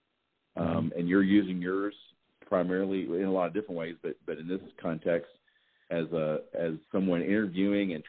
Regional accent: the South, United States; I'm from the South

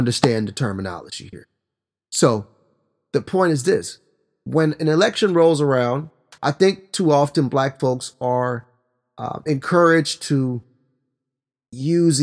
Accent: Oklahoma, United States; my home state of Oklahoma

